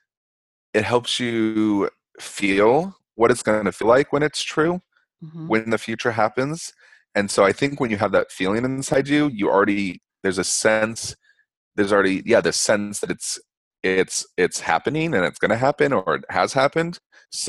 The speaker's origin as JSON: {"language": "English", "town": "Denver", "region": "Colorado", "country": "United States", "moved": "yes", "lives_now": "Provincetown, United States", "said": "I'm from Denver"}